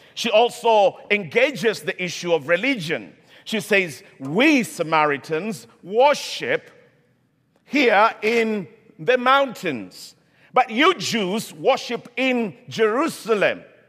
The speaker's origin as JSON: {"language": "English", "country": "Kenya", "moved": "yes", "said": "I come from Kenya originally"}